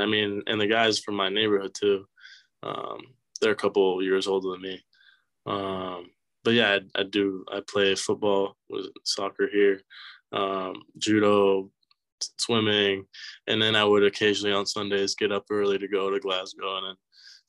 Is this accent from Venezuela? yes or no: yes; Venezuela; also born or lived in Boynton Beach, United States / Scotland; I was born in Boynton Beach, then moved to Venezuela as soon as I turned one. And then when I was 6 years old, moved to Scotland.